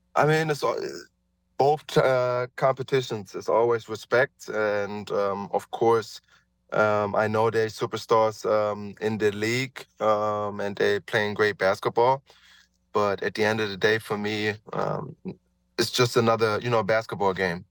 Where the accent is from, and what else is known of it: Germany; born or raised there; moved away as an adult